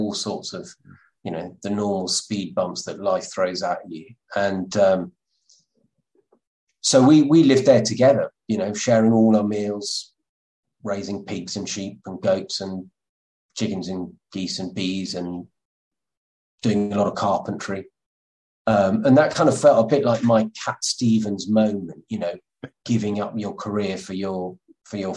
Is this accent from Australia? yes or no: no; Somerset, South West England, United Kingdom; I'm from Somerset